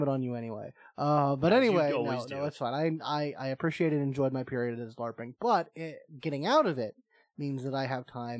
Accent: United States; I'm an American

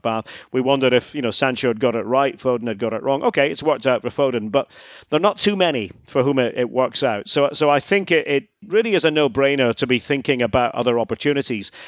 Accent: Scotland, United Kingdom; moved away as an adult; spent a lot of time in my home country, Scotland, broadcasting.

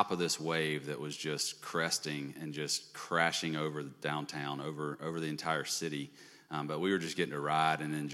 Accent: Birmingham, Alabama, United States; moved away as an adult; also born or lived in Texas; now in California, United States; We're both from Birmingham. We're middle school sweethearts. Met in sixth grade. Both went to Homewood.

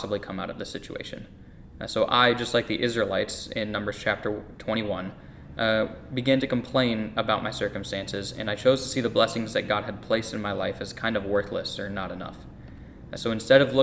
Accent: Lafayette, Indiana, United States; also born or lived in North Carolina; I was born in North Carolina, and at the time that I was born, my dad was just getting out of the military and starting to look for a job. And the Lord brought us to Lafayette, Indiana

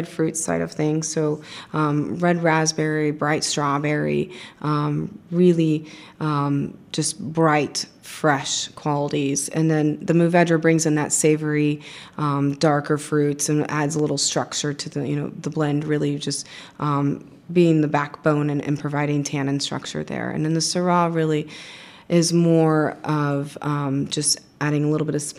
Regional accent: Dallas, Texas, United States; moved away as an adult; also born or lived in Austin, Texas; now in Walla Walla, United States; I'm from Texas, grew up in Dallas, went to school here at UT

